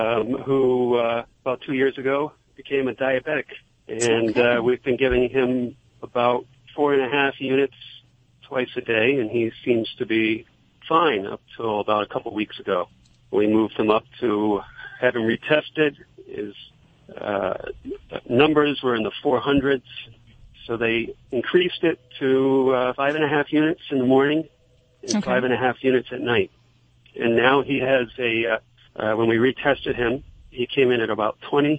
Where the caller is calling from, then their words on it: Boston area, Massachusetts, United States; Calling from Massachusetts.